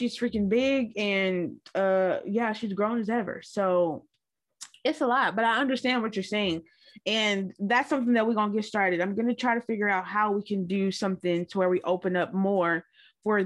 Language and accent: English; Lubbock, Texas, United States; now in Austin, United States; I'm from Lubbock, Texas, but I've been in Austin since 2009.